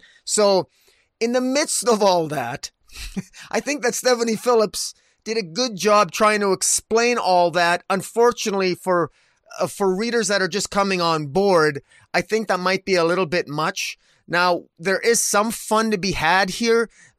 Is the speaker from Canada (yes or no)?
yes; Canada; as a Canadian, I love a good, I love a hockey uniform